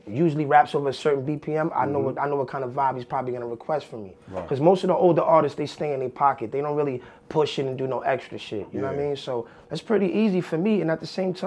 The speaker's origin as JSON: {"language": "English", "town": "New York City", "region": "New York", "country": "United States", "said": "I'm from the South Bronx. I'm really Southeast Bronx, more so the Soundview area"}